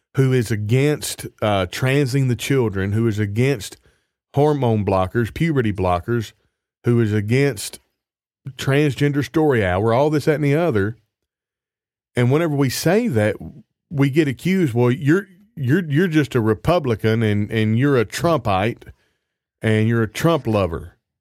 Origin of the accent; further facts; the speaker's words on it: United States; moved away as an adult; now in Canada; I'm from the States, and I'm a Christian